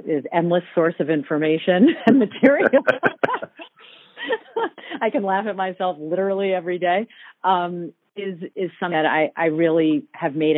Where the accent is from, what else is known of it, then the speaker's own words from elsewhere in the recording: New York City area, United States; also born or lived in California; I was born in California, and I've lived in the New York City area literally my entire life.